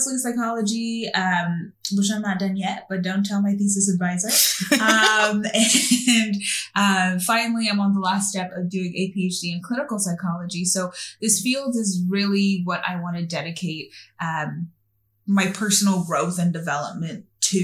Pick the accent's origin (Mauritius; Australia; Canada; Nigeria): Canada; also born or lived in Haiti / Brooklyn, New York, United States; I was born in Haiti, spent some time there, and then grew up in Brooklyn, New York. And then I came to Canada when I was about 8 years old.